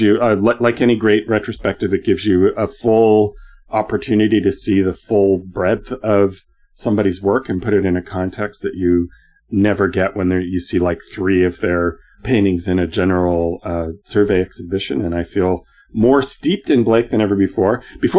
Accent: Canada; I'm a Canadian.

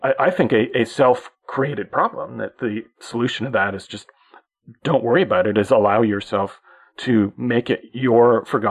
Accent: Canada; as a Canadian

